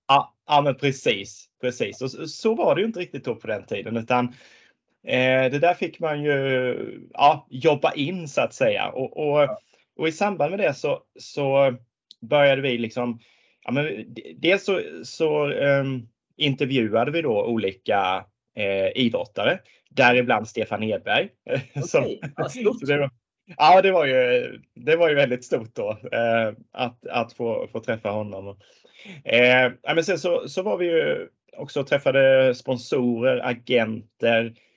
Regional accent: Tingsryd, Kronoberg County, Sweden; när jag växte upp så växte jag upp på landet i, i Småland

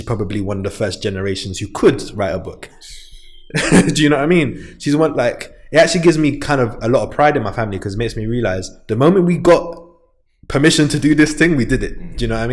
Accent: London, United Kingdom; I'm from St. Raphael's Estate

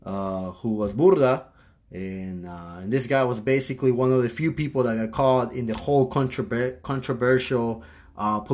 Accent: Peru; now in United States; I'm from Peru

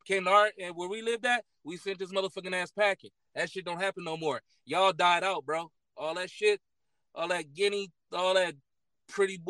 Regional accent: Los Angeles, California, United States; I grew up in South Central

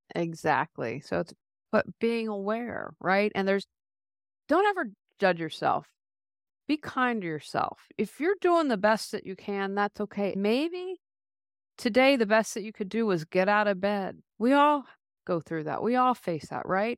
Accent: United States; moved away as an adult; also born or lived in Raleigh, North Carolina; we moved back to my hometown, which I'm in a small hometown

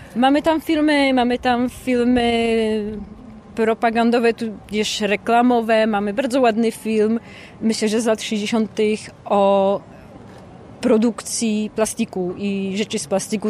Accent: Poland; moved away

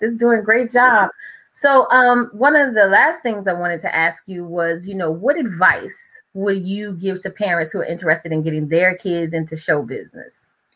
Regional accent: New Orleans, Louisiana, United States; now in Prince George's County, United States; I grew up in New Orleans, Louisiana, that area

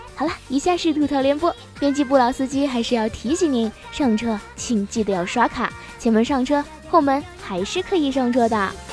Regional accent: China; 我们中国人鬼恋不知道有多久了呢

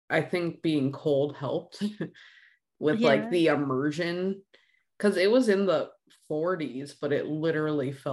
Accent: Illinois, United States; moved away as an adult; now in California, United States; growing up in Illinois for 30 years

